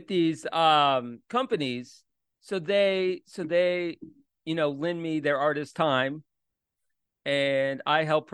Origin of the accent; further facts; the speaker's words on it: Orlando, Florida, United States; I'm from Orlando originally